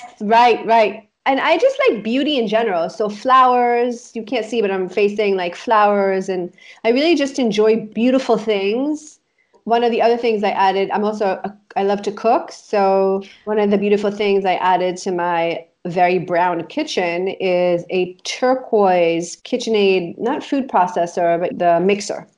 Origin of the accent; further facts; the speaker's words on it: Israel; we grew up in Israel, right? And we grew up in this apartment